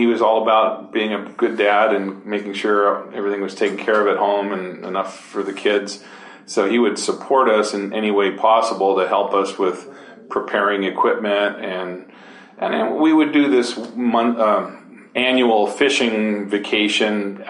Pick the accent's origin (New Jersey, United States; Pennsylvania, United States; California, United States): California, United States; San Francisco; I grew up in San Francisco, you know, the big city of San Francisco